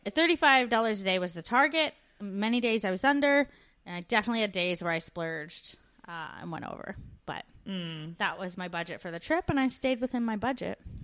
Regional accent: Canada; now in Australia

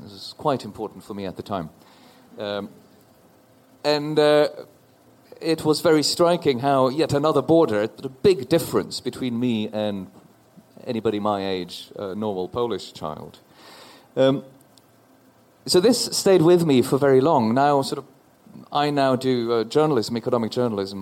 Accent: Oslo, Norway; I'm from Norway. I'm a citizen of Norway. I grew up in Oslo.

